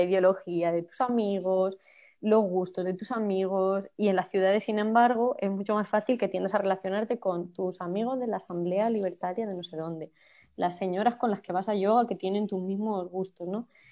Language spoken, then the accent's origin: Spanish; Campo de Criptana, Castilla-La Mancha, Spain; moved away as an adult; also born or lived in Ontígola; now in Madrid, Spain; la organización feminista de mi pueblo, de Campo de Criptana